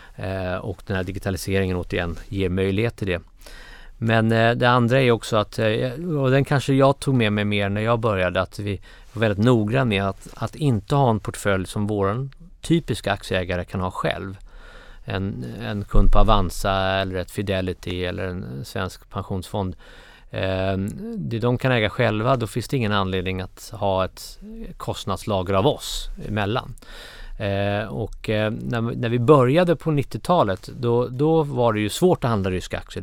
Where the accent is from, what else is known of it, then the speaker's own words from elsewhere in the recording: Baghdad, Baghdad Governorate, Iraq; moved away; also born or lived in Cairo, Egypt; jag var uppväxt i, i Bagdad och i Kairo.